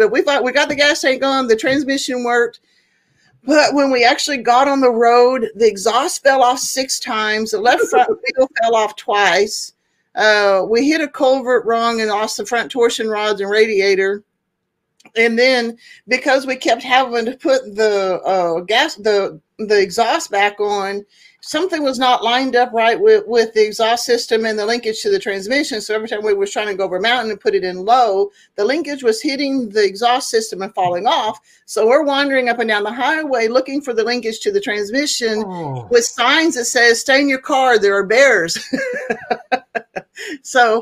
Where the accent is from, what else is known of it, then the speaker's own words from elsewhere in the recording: Oklahoma, United States; moved away as an adult; also born or lived in Tulsa, Oklahoma / Alaska / Texas / California; I was born in Northeast Oklahoma in Tulsa, and my teenage years we lived in Southwest Oklahoma, and then I moved back up to Northeast Oklahoma